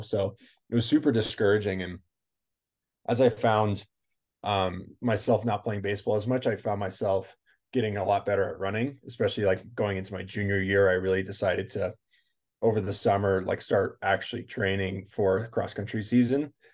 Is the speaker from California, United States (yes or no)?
yes; California, United States; I grew up in California